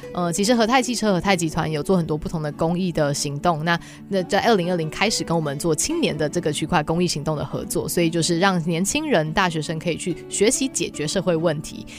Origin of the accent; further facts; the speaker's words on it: Taiwan; moved away as an adult; also born or lived in United States; 我在台湾教育体制长大